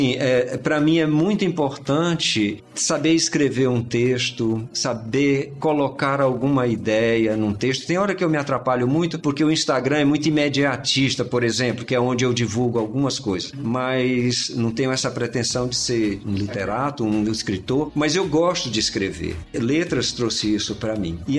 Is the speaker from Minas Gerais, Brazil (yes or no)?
no; Piripiri, Piauí, Brazil; Somos de Piripiri. Ele foi criado na casa casa dos meus avós e eu virei o mais velho lá de casa.